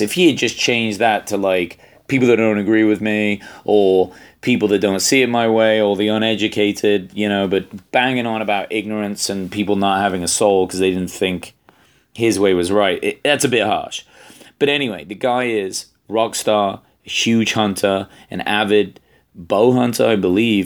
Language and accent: English; England, United Kingdom; I'm English